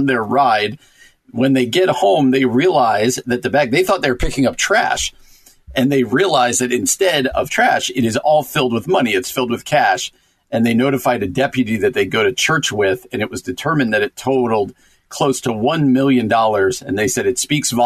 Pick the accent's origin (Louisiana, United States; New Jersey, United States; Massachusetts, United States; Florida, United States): New Jersey, United States